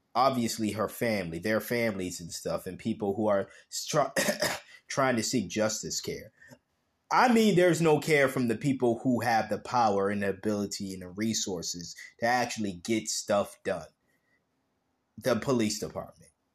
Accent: United States; I was born in America

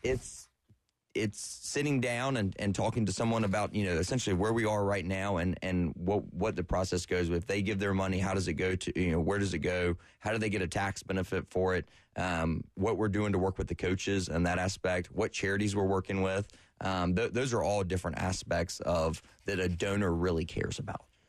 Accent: Florence, South Carolina, United States; I'm from Florence originally, went to Carolina

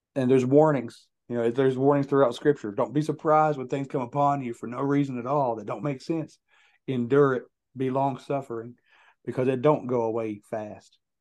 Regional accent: Logan, West Virginia, United States; my hometown of Logan, West Virginia

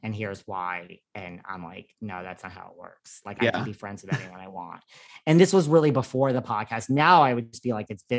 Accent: New York, United States; I'm like a New Yorker

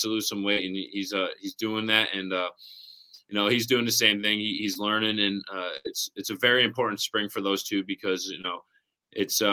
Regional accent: Syracuse, New York, United States; also born or lived in Columbus, Ohio / Cortland, New York; I was born in Columbus, Ohio, and then moved to another part of upstate New York, which is called Cortland. And then we went 30 minutes north to Syracuse, where I basically stayed, throughout high school, middle school, and elementary school

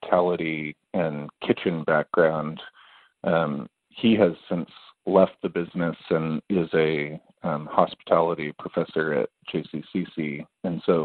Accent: between Kansas and Nebraska, Midwest, United States; also born or lived in California; now in Kansas City, United States; I'm originally from California. I grew up in the Midwest, between Kansas and Nebraska, for a long time

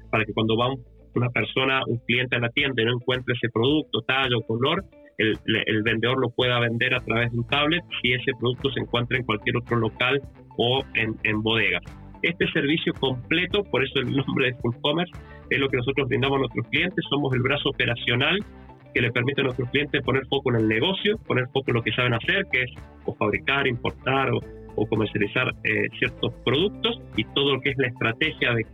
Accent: Argentina; now in Chile; yo soy Argentino, la empresa fue fundada en Chile desde hace más de 16 años que vivo en Chile

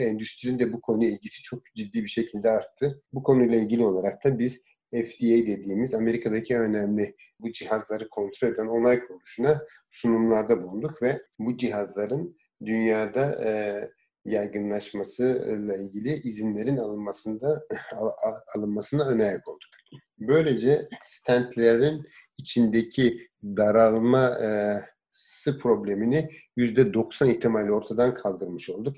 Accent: Diyarbakır, Diyarbakır Province, Turkey; Diyarbakır'da doğdum. İlkokulu evimizin yakınındaki Diyarbakır İnönü İlkokulu'nda bitirdim.

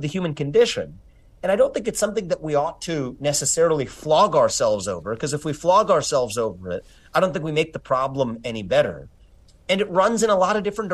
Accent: Cincinnati, Ohio, United States; also born or lived in Evendale, Ohio; I grew up in Cincinnati as the kid of immigrants.

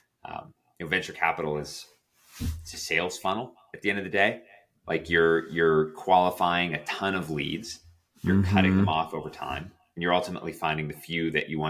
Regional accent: Toronto, Ontario, Canada; Toronto was my hometown

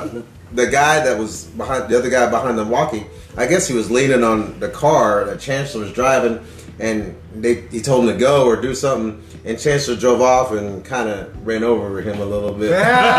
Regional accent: India; I'm like, well, I'm Indian, I could, you know.

